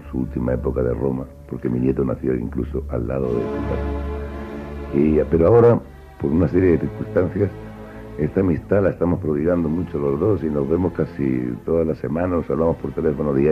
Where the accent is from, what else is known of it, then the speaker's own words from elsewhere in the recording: Murcia, Region of Murcia, Spain; Y luego hemos hecho otro en Murcia con motivo de mi nombramiento, esto de hijo predilecto.